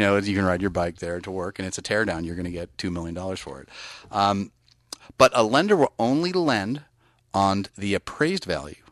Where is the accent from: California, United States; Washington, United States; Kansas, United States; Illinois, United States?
California, United States; Bay Area; I'm from the Bay Area